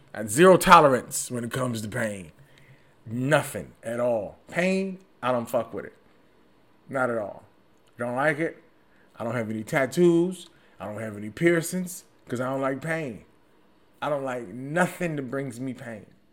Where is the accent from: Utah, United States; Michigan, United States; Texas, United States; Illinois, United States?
Michigan, United States; Detroit; I'm from Detroit